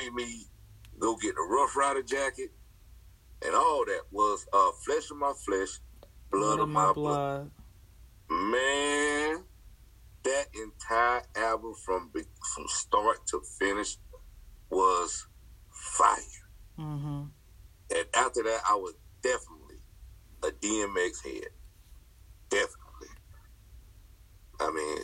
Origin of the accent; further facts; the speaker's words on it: the South, United States; I'm from the South